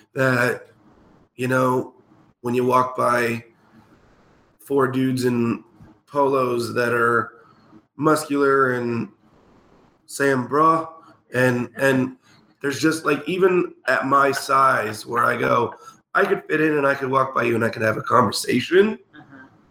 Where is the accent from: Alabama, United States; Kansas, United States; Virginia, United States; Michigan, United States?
Kansas, United States; Clay Center; Excalibur was in Junction City when I was growing up in Clay Center